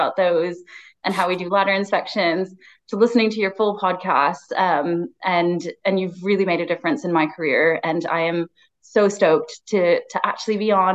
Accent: United States; moved away; Growing up in America

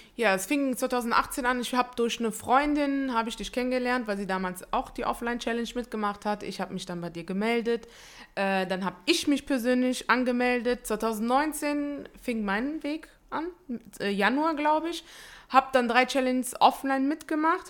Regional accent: Italy; ich bin Italienerin

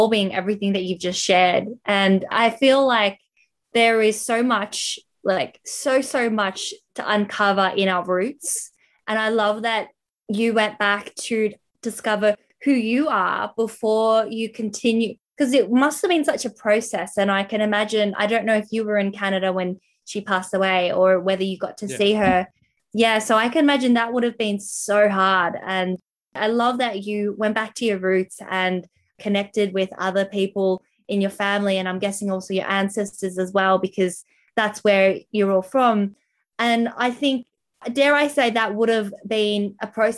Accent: Melbourne, Victoria, Australia; I'm from Melbourne as well.

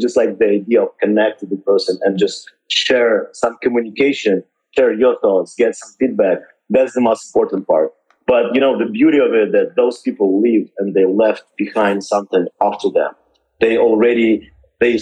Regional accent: Odesa, Odesa Oblast, Ukraine; moved away as an adult; also born or lived in Miami; now in California, United States; I'm from Ukraine, and that's my home where I was born.

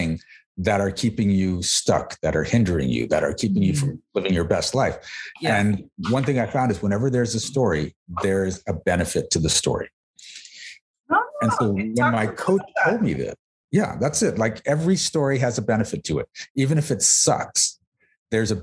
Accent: Mississauga, Ontario, Canada; born or raised there

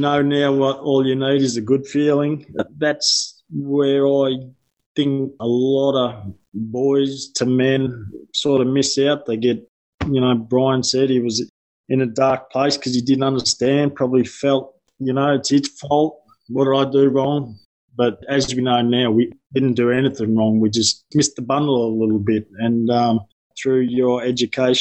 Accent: Yarra Valley, Victoria, Australia; I'm from the Yarra Valley.

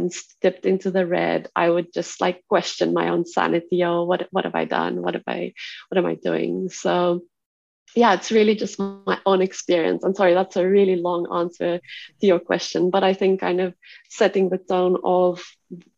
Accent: South Africa; I grew up in South Africa, which by all means is a standard conventional patriarchal society. And within that, I grew up in the Afrikaans community

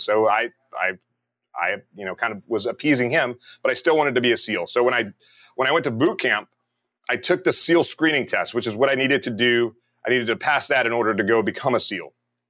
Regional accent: Meridian, Mississippi, United States; I grew up in Meridian, Mississippi. There's not a lot around there

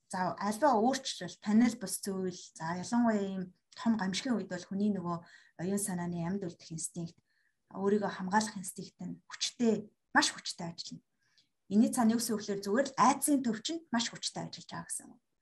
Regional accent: Mongolia; би өөрөө Монгол соёлд өссөн

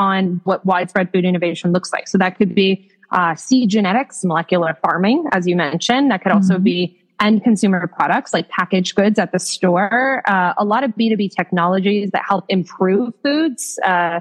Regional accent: Canada; now in United States; As a young child growing up in Canada

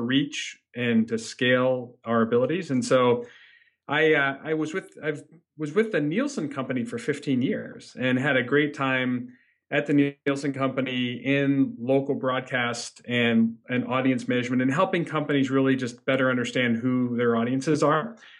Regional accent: Northeast Ohio, United States; I grew up in Northeast Ohio.

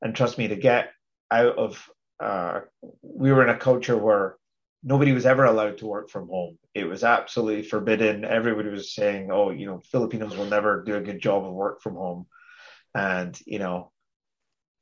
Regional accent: Scotland, United Kingdom; I'm very Scottish

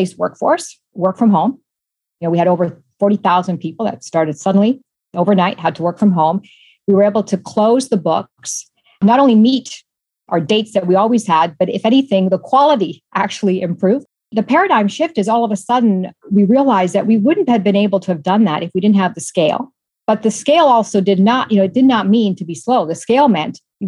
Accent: Toronto, Ontario, Canada; moved away; So I'm Canadian, born and raised in Toronto, a daughter of Italian immigrants

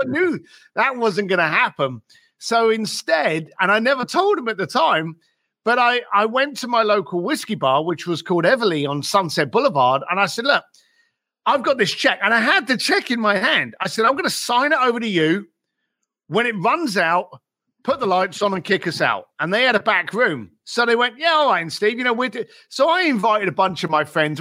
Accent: London, United Kingdom; I was raised in East London.

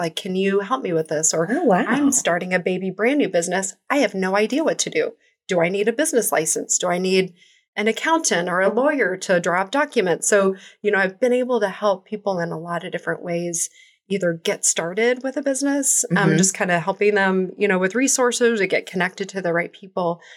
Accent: Kansas City, Missouri, United States; I was born in Kansas City, mm-hmm. born and raised, went to high school here

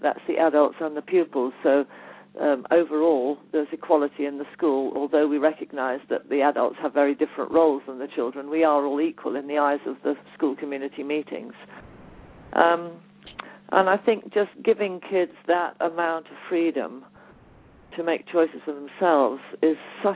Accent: Leiston, East of England, United Kingdom; I was born in Summerhill, so I spent a lot of time there.

